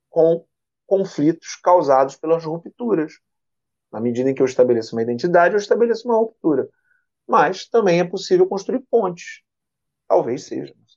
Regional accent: Niterói, Rio de Janeiro, Brazil; nasci no centro da cidade, mas vim morar aqui muito jovem, sou daqui, da Vila Ipiranga, da né? minha vida, minha vida toda. Eu sou é. de Niterói também

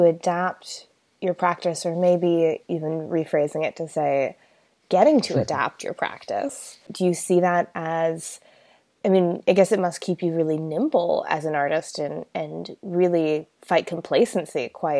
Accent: United States; As an American

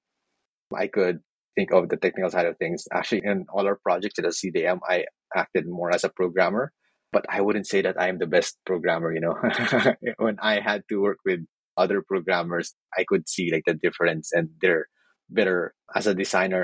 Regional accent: Philippines; moved away; I come from the Philippines

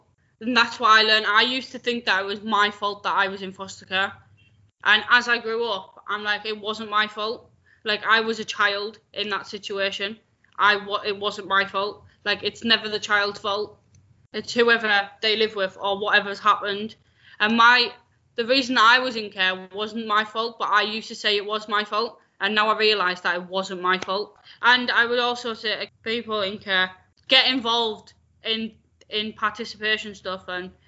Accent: Scotland, United Kingdom; I'm from Scotland. I just don't sound it.

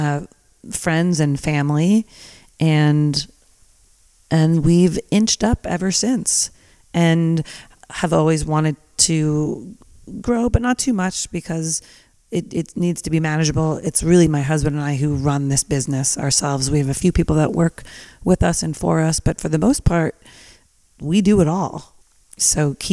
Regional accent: New Jersey, United States; now in Napa Valley, United States; I grew up in New Jersey

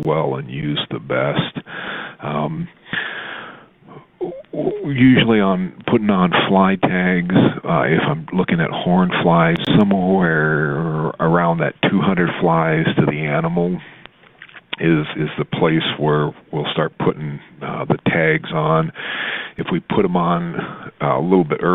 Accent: Southwest, United States; I grew up in the Southwest, and I was probably 20 before I lived in a house

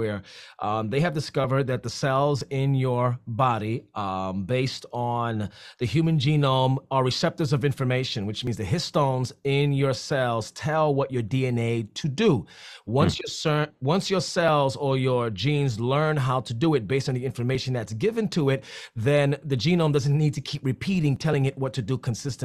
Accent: New York City, New York, United States; I'm from the Bronx, so we're always living in the extremes

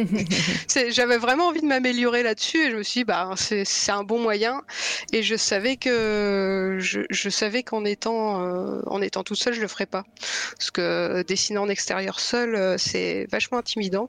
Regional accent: Lille, Hauts-de-France, France; moved away as an adult; also born or lived in Brittany / Pas-de-Calais / Toulouse / Paris region; now in Brest, France; j'ai grandi dans le nord de la France. Enfin, je suis née en Bretagne. J'ai grandi dans le nord de la France, près de Lille. Enfin, un peu à Lille et un peu autour.

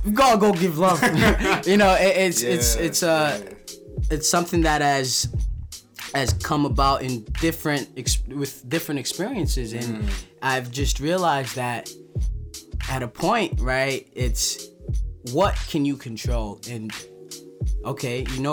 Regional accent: Nigeria; now in New York City, United States; I went back to Nigeria to document my hometown where I was like raised, you know, in addition to my current New York City lifestyle

